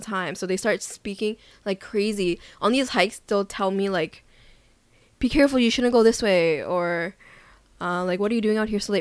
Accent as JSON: {"language": "English", "town": "Vancouver", "region": "British Columbia", "country": "Canada", "moved": "as an adult", "lives_now": "South Korea", "said": "I'm Canadian, proud to be Canadian from Vancouver, British Columbia"}